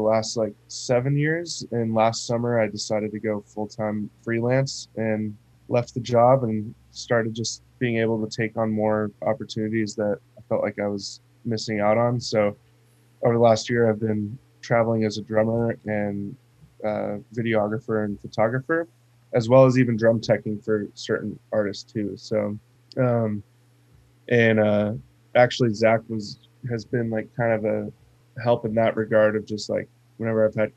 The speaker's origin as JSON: {"language": "English", "region": "Arizona", "country": "United States", "tie": "born or raised there", "moved": "as an adult", "said": "I grew up born and raised in Arizona, and lived there my whole life, literally up until about a month ago"}